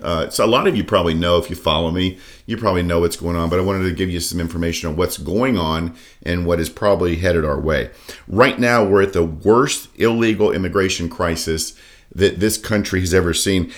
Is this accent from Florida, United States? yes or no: yes; Daytona Beach, Florida, United States; I grew up, born and raised in Daytona Beach